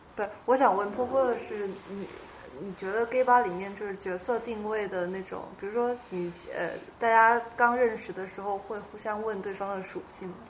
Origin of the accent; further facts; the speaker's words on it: Guangdong, China; 我是广东人